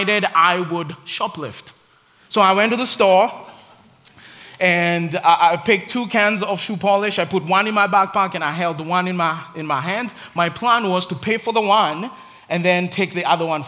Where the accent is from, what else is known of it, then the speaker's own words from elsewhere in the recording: Nairobi, Kenya; I grew up in Nairobi in Africa.